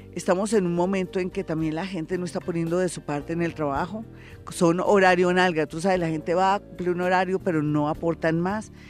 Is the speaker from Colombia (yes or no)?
yes; Colombia; los colombianos somos diferentes, los colombianos somos más pilos